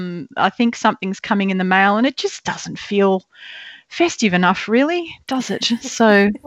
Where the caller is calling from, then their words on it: Victoria, Australia; So I am broadcasting from Jar Jar Warren country, which is in central Goldfields, Victoria, and that's a new thing for me.